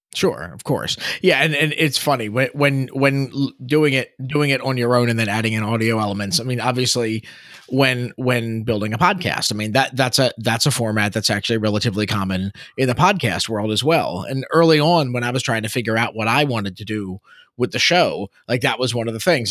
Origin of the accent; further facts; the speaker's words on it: Baltimore, Maryland, United States; I grew up just outside of Baltimore City.